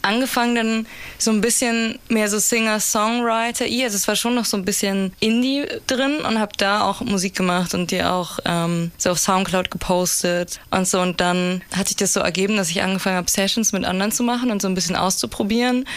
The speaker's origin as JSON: {"language": "German", "region": "Berlin", "country": "Germany", "tie": "born or raised there", "said": "Ich bin in Berlin geboren und aufgewachsen"}